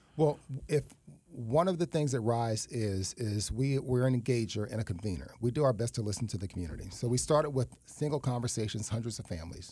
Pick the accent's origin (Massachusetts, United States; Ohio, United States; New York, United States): New York, United States; New York City; moved away as an adult; also born or lived in Tallahassee, Florida / Florida; now in West Palm Beach, United States; I was raised in East Harlem.